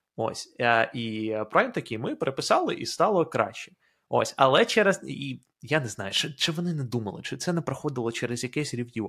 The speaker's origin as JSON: {"language": "Ukrainian", "country": "Ukraine", "moved": "as an adult", "lives_now": "United States", "said": "в Україні ти розмовляєш українською е, все своє життя"}